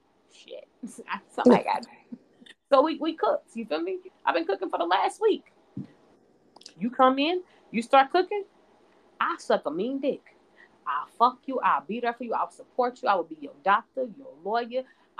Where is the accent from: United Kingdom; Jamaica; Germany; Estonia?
Jamaica; I'm a Jamaican in these streets, so I hustle hard.